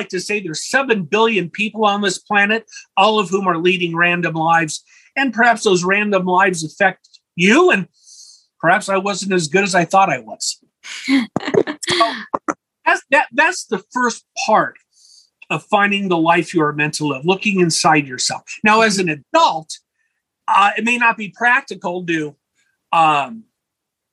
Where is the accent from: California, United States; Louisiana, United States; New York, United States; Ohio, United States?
California, United States; Los Angeles; also born or lived in Imperial Valley, California; When I was a boy growing up in Los Angeles